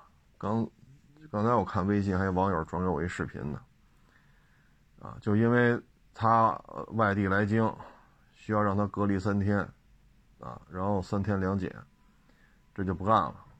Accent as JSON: {"language": "Chinese", "country": "China", "said": "接下来的压力就要由我们中国人来承担了"}